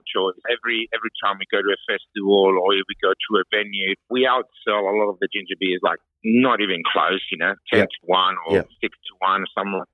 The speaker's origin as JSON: {"language": "English", "country": "Cyprus", "moved": "yes", "lives_now": "Sunshine Coast, Australia", "said": "I'm from Cyprus"}